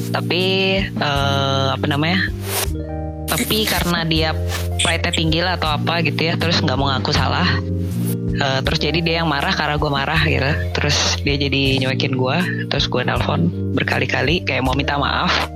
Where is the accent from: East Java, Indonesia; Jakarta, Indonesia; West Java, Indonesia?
Jakarta, Indonesia; teman-teman SMA gue lah ya di Jakarta